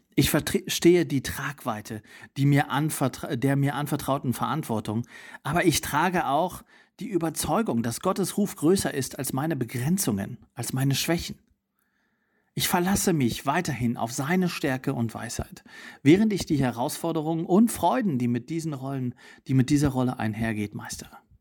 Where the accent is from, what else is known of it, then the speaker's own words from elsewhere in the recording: East Germany, Germany; also born or lived in Potsdam / Italy; now in Berlin, Germany; Ich bin in Ostdeutschland aufgewachsen, in einer nichtchristlichen Familie